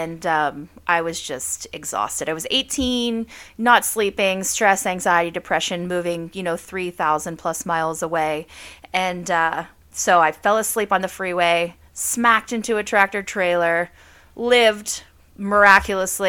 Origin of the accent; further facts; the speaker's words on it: southwestern Pennsylvania, United States; I live in a small town in southwestern PA. I was born and raised here